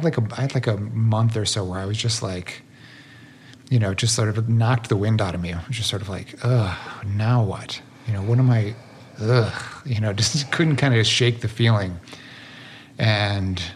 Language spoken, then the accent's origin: English; Midwest, United States; growing up in the Midwest of sort of depression era family